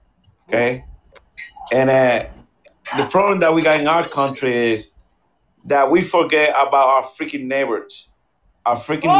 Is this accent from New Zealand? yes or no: no; Puerto Rico; now in United States; I'm coming from Puerto Rico